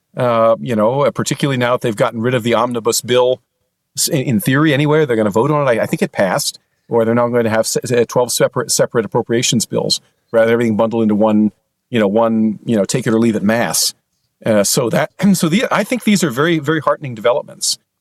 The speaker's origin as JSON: {"language": "English", "region": "Pennsylvania", "country": "United States", "tie": "born or raised there", "moved": "yes", "lives_now": "Wisconsin, United States", "said": "Pennsylvania, which is actually my home state. although I now live in Wisconsin"}